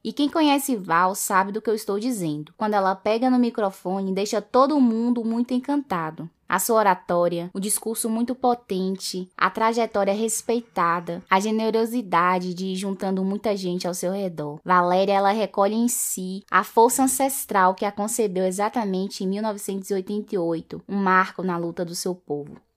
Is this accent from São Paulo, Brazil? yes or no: no; western Bahia, Brazil; Eu sou do oeste da Bahia